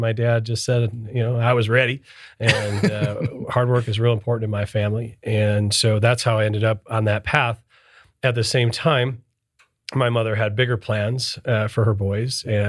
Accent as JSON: {"language": "English", "region": "Michigan", "country": "United States", "tie": "born or raised there", "said": "So I was born and raised in Michigan, northern Detroit suburbs, and I'm Sicilian."}